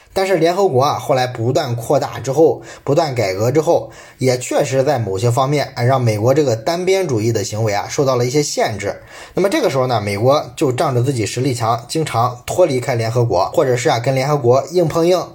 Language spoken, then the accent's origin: Chinese; China; 我想我们中国人倒是不太知道啊